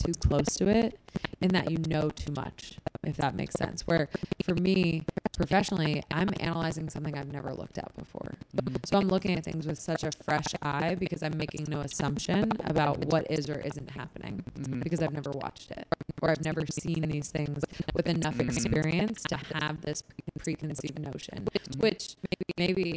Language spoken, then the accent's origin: English; New Jersey, United States; born or raised there; moved away as an adult; now in Boston, United States